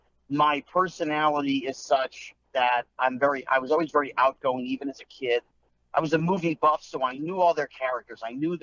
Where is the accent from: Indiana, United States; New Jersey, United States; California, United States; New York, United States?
New Jersey, United States; Bridgewater; I grew up in Bridgewater.